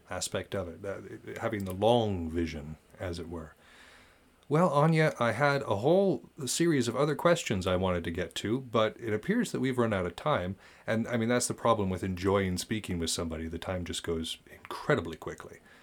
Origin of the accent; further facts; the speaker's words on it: United States; I'm an American